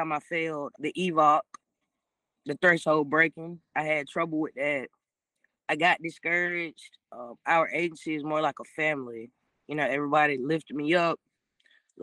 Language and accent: English; Taliaferro County, Georgia, United States; I'm actually from Tolliver County